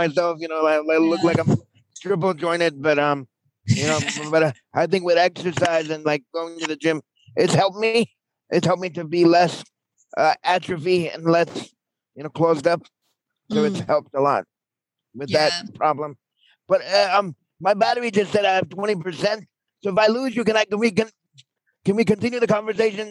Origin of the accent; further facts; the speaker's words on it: New York City, New York, United States; I'm a New Yorker. I talk fast